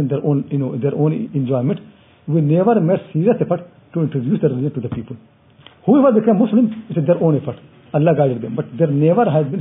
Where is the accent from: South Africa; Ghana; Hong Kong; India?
India; now in United Kingdom; I'm from India